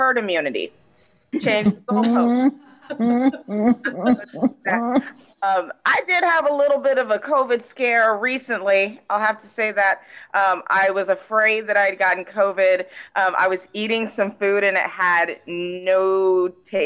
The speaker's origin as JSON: {"language": "English", "region": "Texas", "country": "United States", "said": "I'm from Texas"}